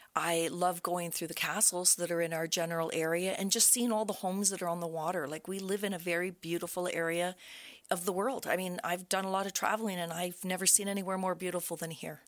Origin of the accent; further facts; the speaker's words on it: Brockville, Ontario, Canada; I was born in Brockville. I was raised in the area, and I've always loved Brockville.